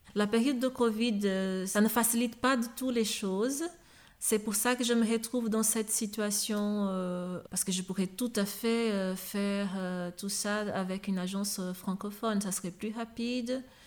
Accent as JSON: {"language": "French", "country": "Brazil", "second_language": "French", "moved": "as an adult", "lives_now": "Belgium", "said": "je suis brésilienne"}